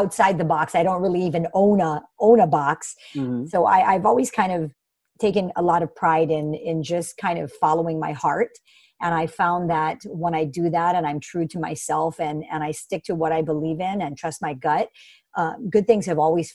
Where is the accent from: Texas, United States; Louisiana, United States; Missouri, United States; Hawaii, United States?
Hawaii, United States; also born or lived in Bay Area, California; I'm born and raised in Hawaii and have been here my entire life.